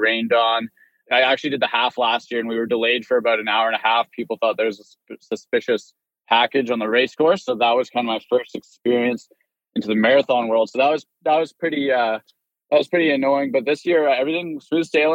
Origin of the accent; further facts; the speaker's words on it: Vancouver, British Columbia, Canada; born and raised in Vancouver, so I've lived here my entire life.